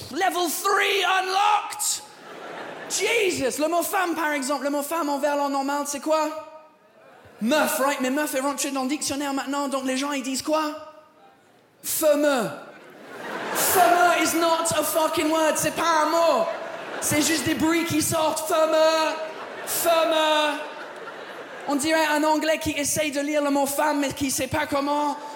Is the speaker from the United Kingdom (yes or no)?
yes; England, United Kingdom; French is a second language; now in France; très content d'être là, je viens pas d'ici, je viens de l'Angleterre.